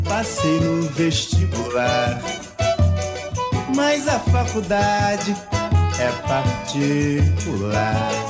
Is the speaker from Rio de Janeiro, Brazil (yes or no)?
yes; Duas Barras, Rio de Janeiro, Brazil; mas eu nasci no carnaval de 38 em Duas Barras, estado do Rio. Fui criado na Serra dos Pretos Fogos, um morro meio amineirado